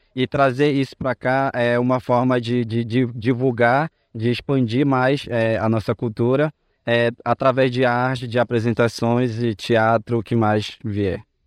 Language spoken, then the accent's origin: Portuguese; São Gabriel da Cachoeira, Amazonas, Brazil; now in Campinas, Brazil; fui criado em São Gabriel da Cachoeira